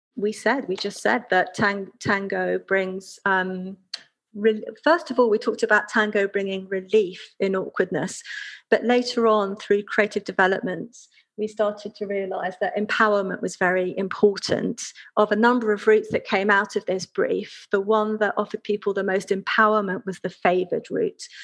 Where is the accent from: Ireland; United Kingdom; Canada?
United Kingdom; we Brits